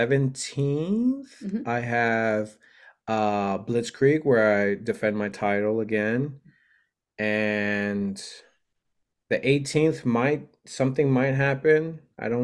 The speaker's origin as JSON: {"language": "English", "town": "La Puente", "region": "California", "country": "United States", "also_born_or_lived": "Florida", "moved": "yes", "said": "it's a small little town called La Puente or Bassett, like 20-25 minutes away from Los Angeles, but originally from California."}